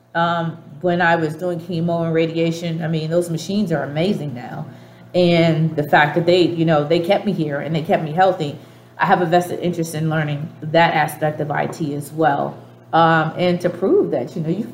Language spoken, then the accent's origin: English; Boston, Massachusetts, United States; accent: Dorchester; moved away; I grew up in Dorchester